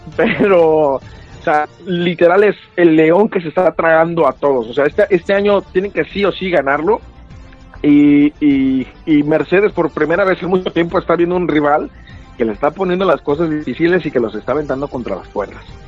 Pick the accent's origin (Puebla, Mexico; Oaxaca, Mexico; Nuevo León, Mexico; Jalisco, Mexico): Jalisco, Mexico; Guadalajara; sale el corazón tapatío, pues es de, mi ciudad